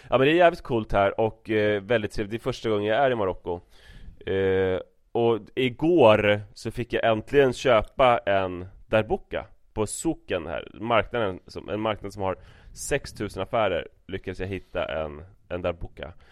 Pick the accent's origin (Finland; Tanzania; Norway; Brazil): Brazil; Swedish is a second language; Jag säger att jag är från Brasilien